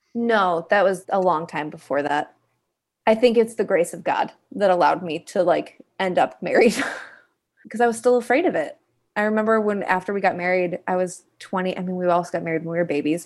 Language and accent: English; Kalamazoo, Michigan, United States; I am originally from Kalamazoo, Michigan, a little town in the Midwest